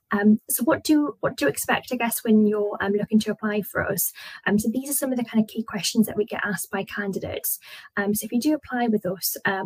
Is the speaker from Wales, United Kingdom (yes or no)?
no; Newcastle upon Tyne, North East England, United Kingdom; I'm from the northeast. I'm from Newcastle